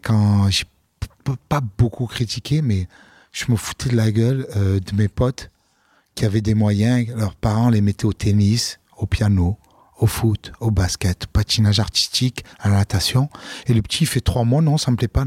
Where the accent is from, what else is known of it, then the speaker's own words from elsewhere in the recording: Marseille, Provence-Alpes-Côte d'Azur, France; also born or lived in London; Chez moi à Marseille